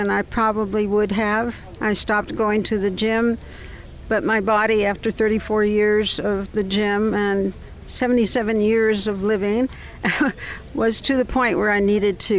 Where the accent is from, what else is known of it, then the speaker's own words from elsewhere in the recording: Alabama, United States; from Alabama